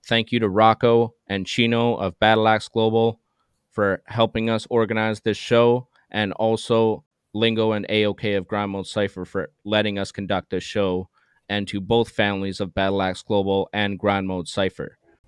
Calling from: Terrace, British Columbia, Canada; I'm joining you from Terrace, BC, Canada.

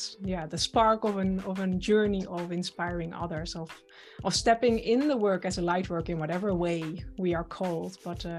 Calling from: Netherlands; And I'm joining you from the Netherlands.

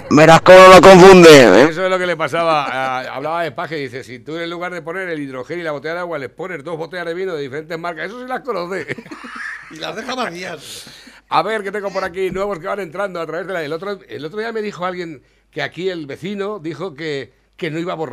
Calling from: Campillo de Altobuey, Castilla-La Mancha, Spain; Nosotros somos de Campillo de Altoboy, me encanta Campillo de Altoboy, y te escuchamos

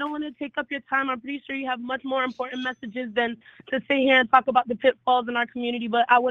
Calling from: Orlando, Florida, United States; I'm in Orlando, Florida.

